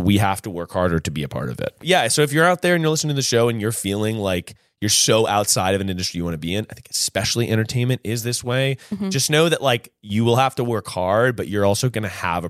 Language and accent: English; North Carolina, United States; moved away; we're two boys from North Carolina.